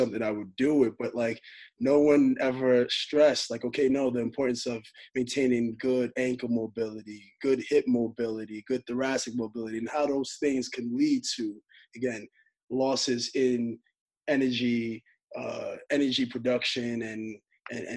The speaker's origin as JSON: {"language": "English", "region": "New York", "country": "United States", "tie": "born or raised there", "said": "I'm born and raised in New York."}